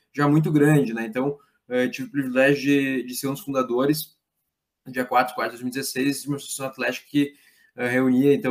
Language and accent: Portuguese; Lajeado, Rio Grande do Sul, Brazil; É, eu sou de Lajado, né? eu sou de uma família de empreendedores, comerciantes é, pequenos, né?